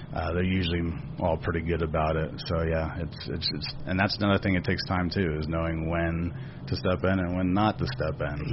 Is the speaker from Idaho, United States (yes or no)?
no; Daytona Beach, Florida, United States; growing up in Daytona, it's not like the Charlotte area